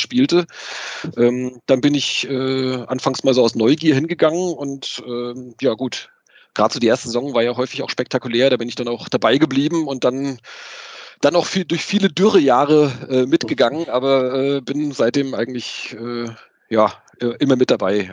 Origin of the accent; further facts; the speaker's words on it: Wiesbaden, towards Limburg, Hesse, Germany; bin sogar tatsächlich gebürtige Wiesbadener ähm, und dann hier in der, ja, äh, äh, Richtung Limburg bin ich, bin ich aufgewachsen